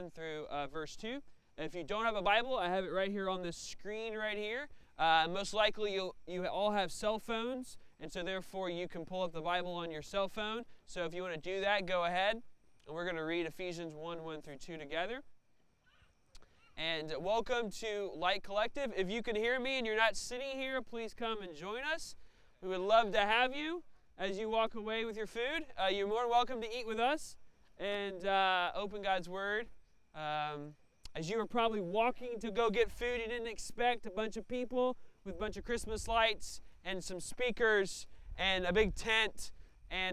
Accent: Tennessee, United States; moved away as an adult; now in Evansville, United States; I'm not from Evansville. I'm not from Indiana. I'm from Tennessee, and I was kind of a transplant

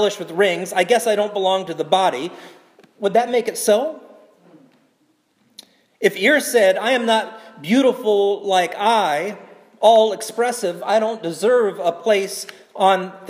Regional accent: South Carolina, United States; now in Portland, United States; my home state of South Carolina

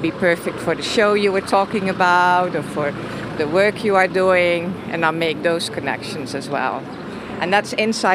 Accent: Netherlands; moved away; I grew up in the Netherlands

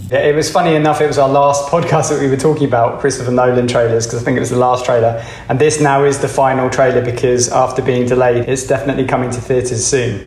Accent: Reading, South East England, United Kingdom; I grew up in Reading, which is very, very far from San Dimas, California

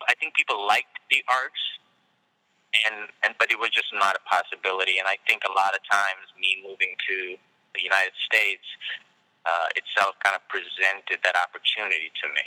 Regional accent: Hyderabad, Telangana, India; I grew up in India. I grew up in Hyderabad, India, and my family was like in India.

